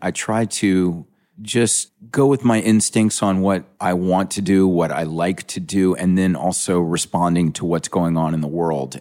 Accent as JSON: {"language": "English", "town": "Charleston", "region": "South Carolina", "country": "United States", "tie": "born or raised there", "said": "I'm from Charleston, South Carolina. Growing up in Charleston, there wasn't a lot of hip culture"}